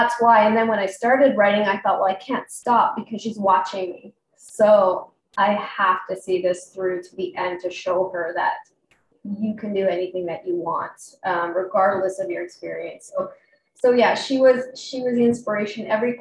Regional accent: Calgary, Alberta, Canada; I'm from Calgary, Alberta, Canada, right near the lovely Rocky Mountains

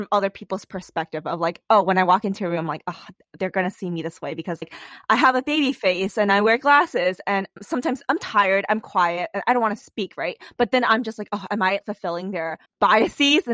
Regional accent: New York, United States; moved away as an adult; also born or lived in California; growing up in New York, even though it's so diverse

